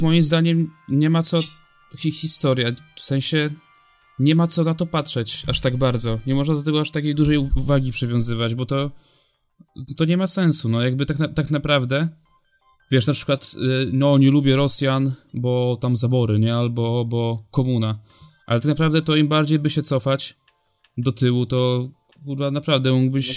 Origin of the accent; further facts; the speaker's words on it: Poland; jestem z Polski